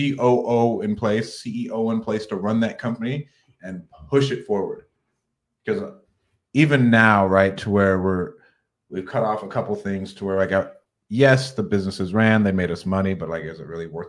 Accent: Clovis, California, United States; I'm from Clovis, but I've just bought 2 homes in Ohio.

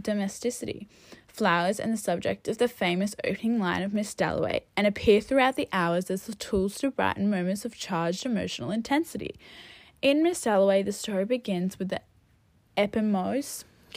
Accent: Australia; I am white, and I am Australian and living in a modern world

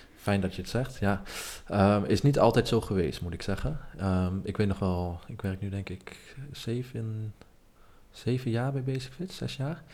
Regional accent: Nijverdal, Overijssel, Netherlands; ik kom uit Nijverdal, maar was geen bekende Nijverdaller

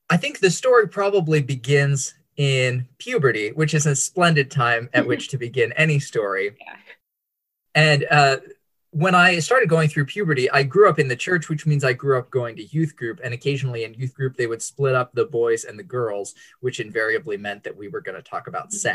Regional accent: Bandung, West Java, Indonesia; I'm glad to be here with you guys today. And I grew up in Indonesia on the island of Java in the city of Bandung.

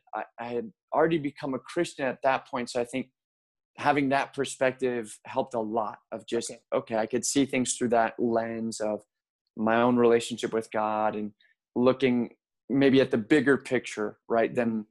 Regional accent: Buenos Aires, Argentina; born there; also born or lived in Mexico; And so I was born in Argentina, kind of as an American citizen born abroad. And we moved around quite a bit after Argentina. We lived in Mexico for a few years.

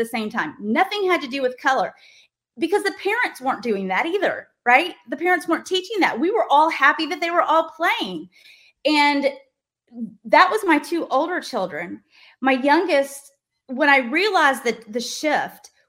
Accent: Little Rock, Arkansas, United States; I grew up in Little Rock, Arkansas.

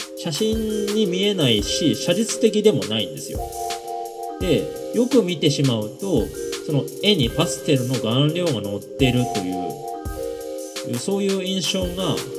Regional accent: Fukushima, Japan; moved away; 僕の地元の福島

